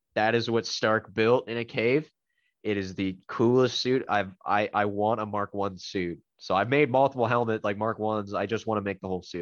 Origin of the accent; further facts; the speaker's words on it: Canada; I'm Canadian